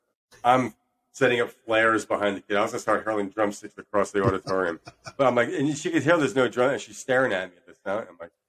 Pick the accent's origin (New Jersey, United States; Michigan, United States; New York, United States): New Jersey, United States; now in US South; I'm still from New Jersey.